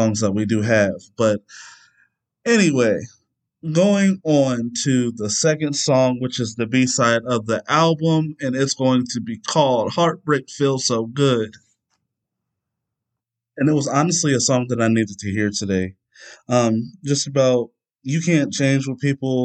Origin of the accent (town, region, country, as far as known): near Cuyahoga Falls, Ohio, United States; born or raised there